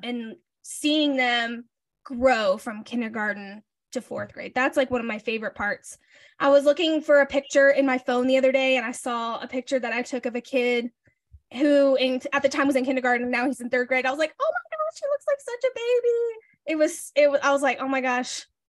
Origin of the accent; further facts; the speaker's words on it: Alabama, United States; moved away as an adult; now in Nashville, United States; I grew up in Alabama.